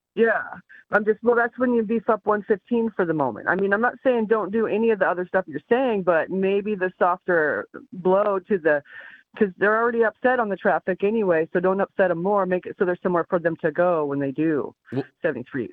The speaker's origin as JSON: {"language": "English", "region": "California", "country": "United States", "tie": "born or raised there", "moved": "yes", "lives_now": "North Carolina, United States", "said": "growing up in California"}